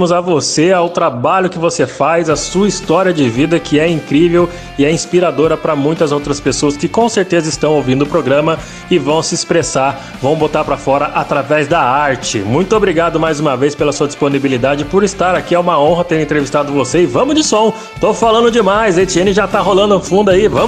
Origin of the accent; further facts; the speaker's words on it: Guaratinguetá, São Paulo, Brazil; eu sou de Guaratinguetá.